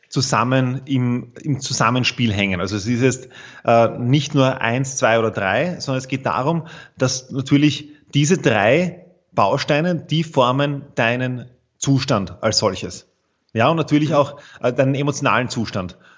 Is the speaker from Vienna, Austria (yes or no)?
yes; Vienna, Austria; ich bin aus Wien, so wie du.